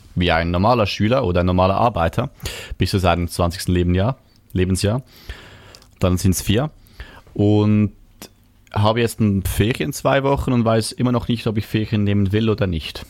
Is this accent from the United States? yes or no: no; Switzerland; ich komme aus der Schweiz